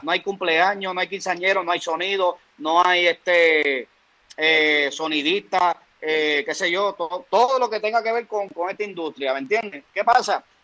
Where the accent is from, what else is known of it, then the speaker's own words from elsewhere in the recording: Aguadilla, Puerto Rico; yo vengo de Aguadilla